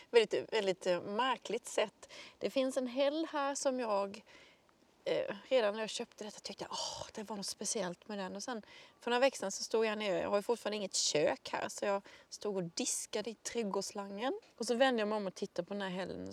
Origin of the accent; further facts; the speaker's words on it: Möckleryd, Blekinge, Sweden; jag växte upp i Möckleryd eh, som ligger ganska i mitten centralt på halvön